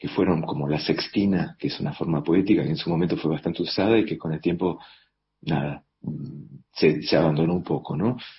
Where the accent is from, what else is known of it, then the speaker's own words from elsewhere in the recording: Argentina; moved away as an adult; Yo me fui de Argentina ya hace casi 20 años